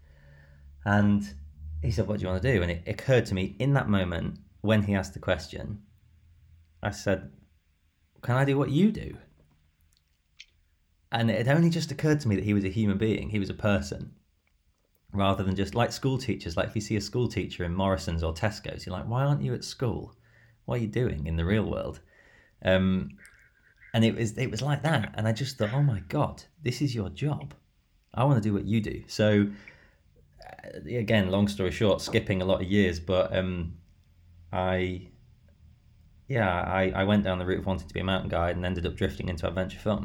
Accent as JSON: {"language": "English", "town": "Skegness", "region": "East Midlands", "country": "United Kingdom", "tie": "born or raised there", "also_born_or_lived": "Grimsby", "said": "I was born in Grimsby and I was brought up in Skegness."}